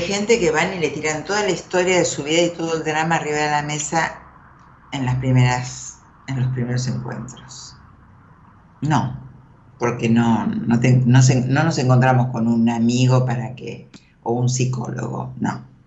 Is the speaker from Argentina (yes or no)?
yes; Merlo, Buenos Aires Province, Argentina; moved away as an adult; me crié ahí, viví hasta los 20. Nací en Capital. Después viví en Marlo hasta los 20